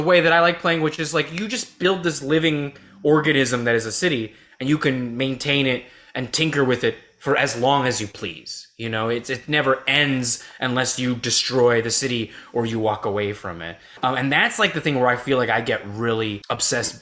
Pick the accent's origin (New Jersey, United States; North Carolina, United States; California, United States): California, United States; moved away as an adult; also born or lived in Honolulu, Hawaii; now in New York City, United States; I'm from California